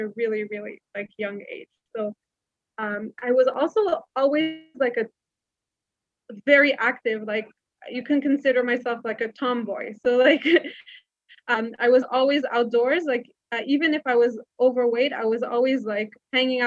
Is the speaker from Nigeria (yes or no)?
no; Montreal, Quebec, Canada; moved away as an adult; now in Israel; I was actually born and raised in Montreal in Canada